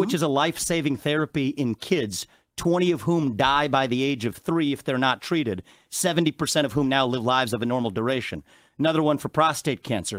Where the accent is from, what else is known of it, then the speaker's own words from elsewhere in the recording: Cincinnati, Ohio, United States; I was born in Cincinnati, Ohio